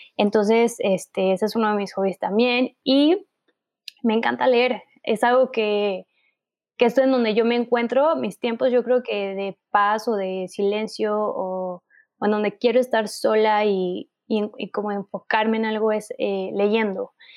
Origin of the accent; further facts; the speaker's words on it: Mexico; nuestro país de donde somos, ¿no? Que es México